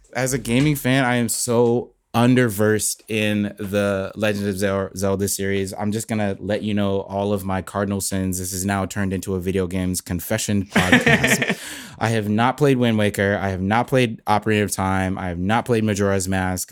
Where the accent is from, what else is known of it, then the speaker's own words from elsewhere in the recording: Bradenton, Florida, United States; moved away as an adult; now in Nashville, United States; I was born in, uh, Bradenton, Florida